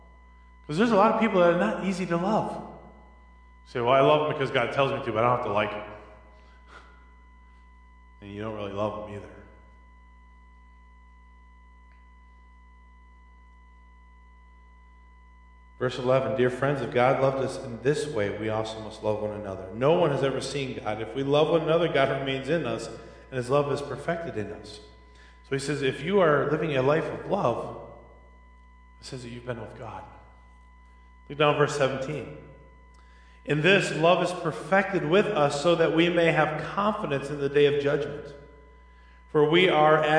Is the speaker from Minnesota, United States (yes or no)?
yes; Minneapolis, Minnesota, United States; I grew up in Minneapolis